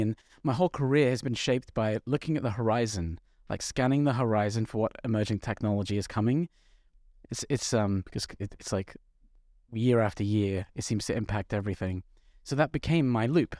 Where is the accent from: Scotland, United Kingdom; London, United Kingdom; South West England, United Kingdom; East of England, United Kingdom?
London, United Kingdom; I'm from North London